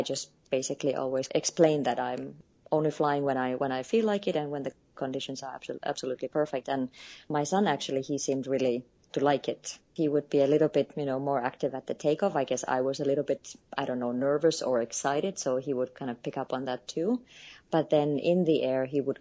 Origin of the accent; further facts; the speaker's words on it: Finland; moved away as an adult; also born or lived in Nepal; I am born and raised in Finland, lived across the world actually for the past few years.